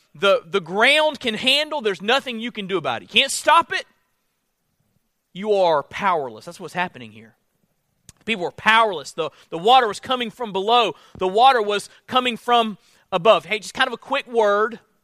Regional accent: Florida, United States; moved away; I'm from Florida

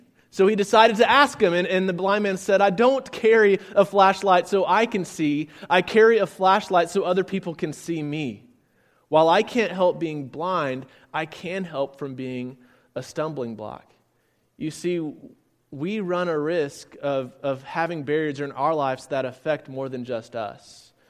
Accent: San Antonio, Texas, United States; also born or lived in Blytheville, Arkansas; I'm from San Antonio, Texas. A little bit about me. I was an Air Force kid growing up, so we moved around quite a bit. I was actually born just a little bit north of here on 55 in a town called Blytheville, Arkansas.

